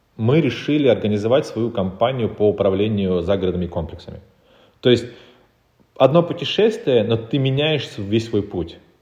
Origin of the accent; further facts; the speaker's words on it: Republic of Karelia, Russia; moved away as an adult; now in Moscow, Russia; я сам из Карелии, и я перебрался в Москву в 2014 году